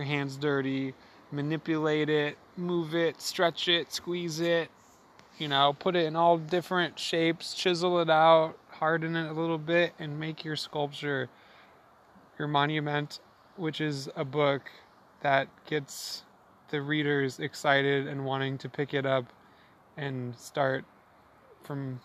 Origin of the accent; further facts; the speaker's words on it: Spokane, Washington, United States; growing up in Spokane